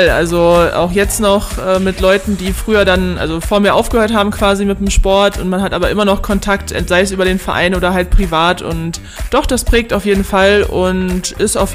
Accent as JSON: {"language": "German", "town": "Löhne", "region": "North Rhine-Westphalia", "country": "Germany", "said": "zu meinem Stammverein, sage ich mal, aus Löhne, wo ich herkomme. Da bin ich immer noch Mitglied"}